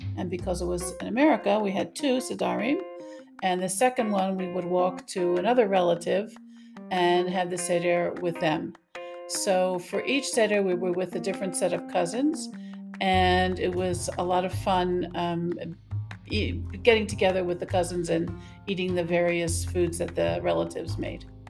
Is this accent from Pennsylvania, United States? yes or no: no; Maryland, United States; I grew up in the United States, Maryland.